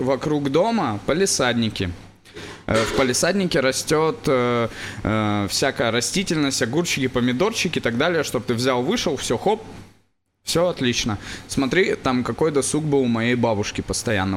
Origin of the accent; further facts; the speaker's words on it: Yaroslavl, Yaroslavl Oblast, Russia; я вырос в Ярославле